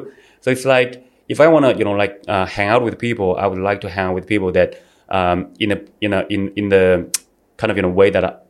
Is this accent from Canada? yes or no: no; China; moved away as an adult; also born or lived in Australia / Shanghai, China; now in Bali, Indonesia; Well, we have a very strong culture there. There's a very, it's a very traditional place, in my opinion. Well, at least, back then when I was growing up.